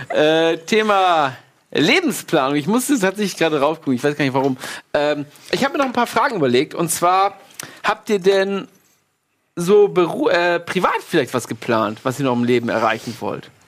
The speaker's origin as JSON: {"language": "German", "country": "Poland", "lives_now": "Germany", "said": "Ja, ich bin Pole, natürlich."}